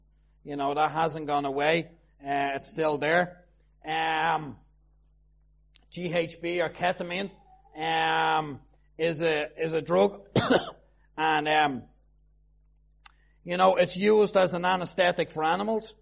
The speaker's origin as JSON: {"language": "English", "town": "Tallaght", "region": "Leinster", "country": "Ireland", "said": "I'm from Talla"}